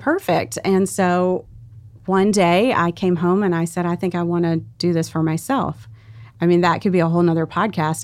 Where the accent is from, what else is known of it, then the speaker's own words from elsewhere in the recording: South Louisiana, United States; I grew up in South Louisiana